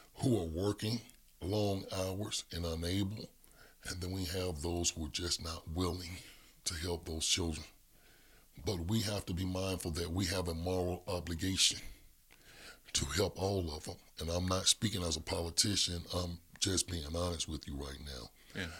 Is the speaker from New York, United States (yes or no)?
no; Birmingham, Alabama, United States; I grew up in the Hillman, Hillman Estate community of Birmingham